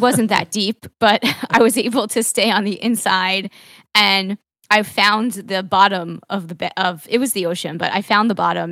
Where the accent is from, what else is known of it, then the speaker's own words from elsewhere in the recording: Long Island, New York, United States; also born or lived in Manhattan; for the first decade or so of my life, I grew up in Long Island, which was actually not in the city, but on the beach, uh, and just in the suburbs